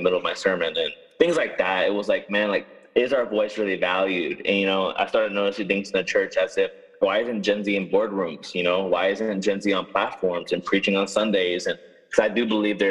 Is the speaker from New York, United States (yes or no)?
yes; New York City, New York, United States; now in Dallas, United States; I'm from Brooklyn, New York.